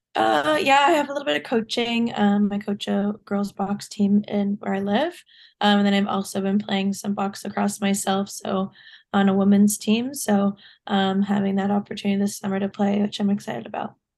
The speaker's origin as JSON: {"language": "English", "region": "Ontario", "country": "Canada", "tie": "born or raised there", "also_born_or_lived": "New York", "said": "I live back in Ontario"}